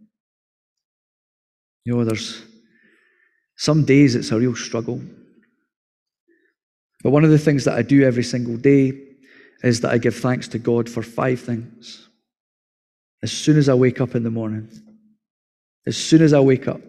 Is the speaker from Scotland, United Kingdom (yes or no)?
yes; Scotland, United Kingdom; as Scottish people